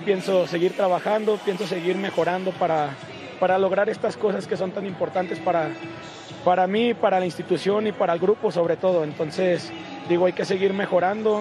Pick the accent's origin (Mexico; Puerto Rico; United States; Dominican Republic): Mexico; soy mexicano